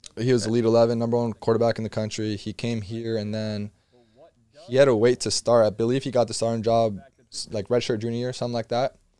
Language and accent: English; Miami, Florida, United States; I'm from Miami